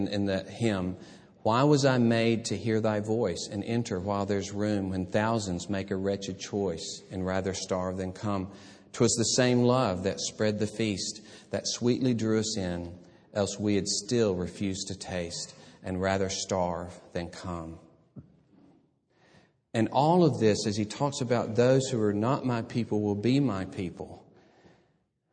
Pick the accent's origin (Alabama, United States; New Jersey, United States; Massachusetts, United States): Alabama, United States; about an hour from Birmingham; this church in Birmingham, about an hour from my hometown